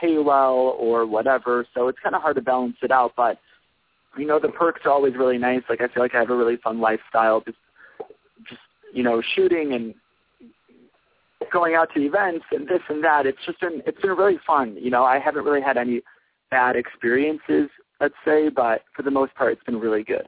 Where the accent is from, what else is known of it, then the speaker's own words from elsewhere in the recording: Chicago, Illinois, United States; now in Los Angeles, United States; I'm from Chicago